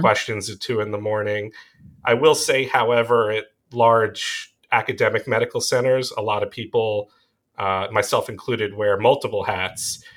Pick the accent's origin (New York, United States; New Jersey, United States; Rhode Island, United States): New York, United States; Long Island; accent: Long Island; moved away as an adult; also born or lived in Rochester, New York / Tel Aviv, Israel; I was born and raised on Long Island, and I try and hide the New York accent, the Long Island accent